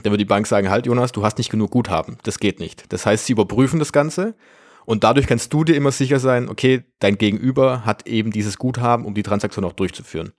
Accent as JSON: {"language": "German", "country": "Germany", "said": "bei uns in Deutschland"}